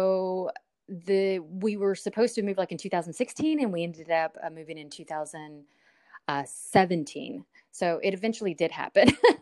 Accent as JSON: {"language": "English", "region": "Texas", "country": "United States", "also_born_or_lived": "Bordeaux, France", "moved": "as an adult", "lives_now": "France", "said": "I'm from Texas."}